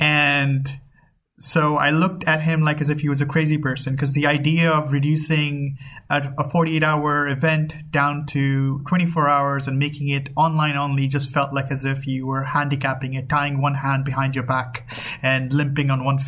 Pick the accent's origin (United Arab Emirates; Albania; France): United Arab Emirates; Dubai; my background is Pakistani, but I grew up here as well, so I've been here forever.